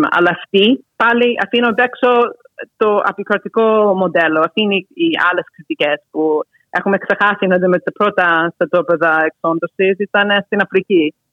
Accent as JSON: {"language": "Greek", "country": "United States", "said": "άρα ως Ελληνοαμερικάνα που ήμουν στο, μια τις γενιές που είχαν ε, φτάσει στο να είμαστε λευκοί."}